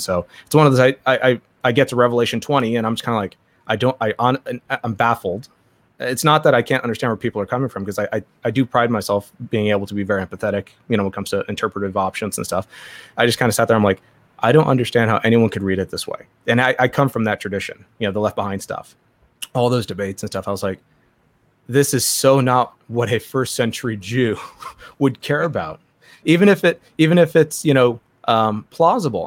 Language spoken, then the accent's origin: English; Southern California, United States; I grew up in Southern California